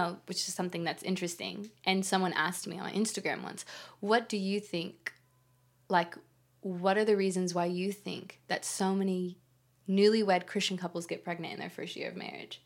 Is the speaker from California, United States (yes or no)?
yes; California, United States; moved away as an adult; now in Australia; I'm from California, but I've been here for 6 years.